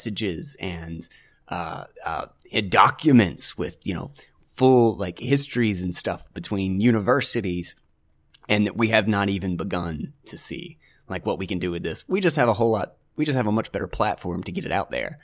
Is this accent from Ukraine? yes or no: no; North Carolina, United States; I'm from North Carolina